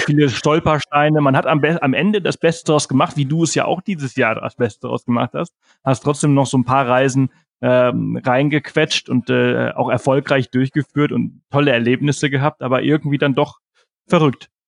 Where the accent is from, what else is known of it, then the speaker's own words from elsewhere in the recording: Mallorca, Balearic Islands, Spain; moved away; auf Mallorca, wo ich halt herkomme